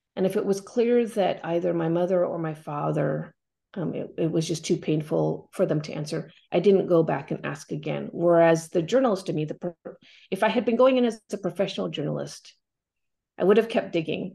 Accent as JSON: {"language": "English", "town": "Corvallis", "region": "Oregon", "country": "United States", "tie": "born or raised there", "also_born_or_lived": "Cambodia", "moved": "yes", "said": "growing up in Corvallis, Oregon"}